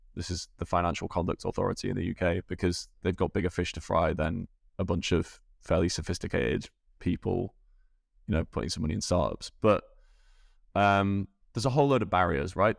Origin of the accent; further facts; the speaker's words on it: Scunthorpe, Yorkshire and the Humber, United Kingdom; moved away; also born or lived in Dublin; grew up in England, born in a place called Scunthorpe in the north of England.